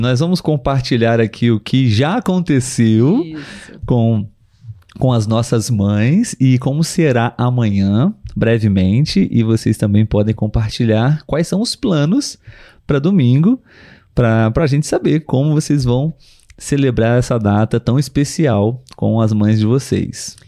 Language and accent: Portuguese; Brazil; nós somos brasileiros